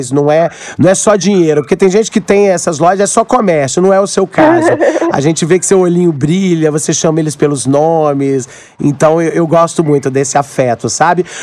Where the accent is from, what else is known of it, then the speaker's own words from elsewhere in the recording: Aracruz, Espírito Santo, Brazil; Eu sei que é uma coisa cultural, eu sou do interior, sou de Aracruz, e lá tinha muito esse negócio de rinha de galo